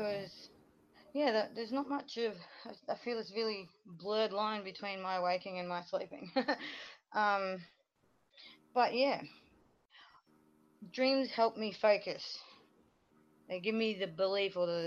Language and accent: English; Australia; I'm from Australia